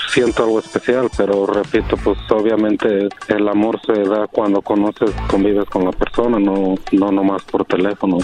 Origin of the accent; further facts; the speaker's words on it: Guanajuato, Mexico; now in United States; yo soy de Guanajuato